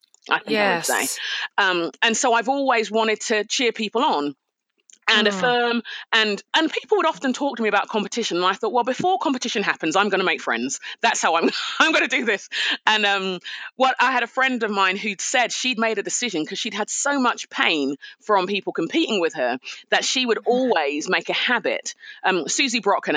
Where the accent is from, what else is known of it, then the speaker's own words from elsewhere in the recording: London, United Kingdom; I'm a Nigerian Londoner. So my parents are Nigerian, moved to England in the 60s. I was born in London, raised in London